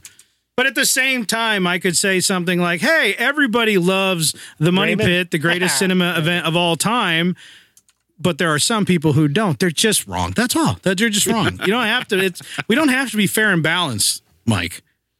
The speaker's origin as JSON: {"language": "English", "region": "Nova Scotia", "country": "Canada", "said": "we're going to celebrate it in our own Nova Scotian way, right?"}